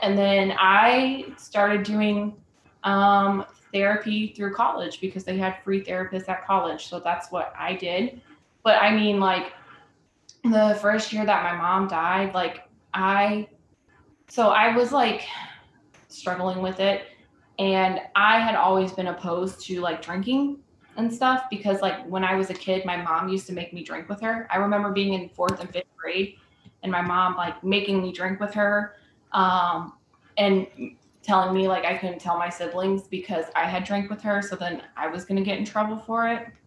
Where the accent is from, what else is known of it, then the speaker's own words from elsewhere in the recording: Decatur, Illinois, United States; I'm originally um, from Decatur, Illinois, which is like very much central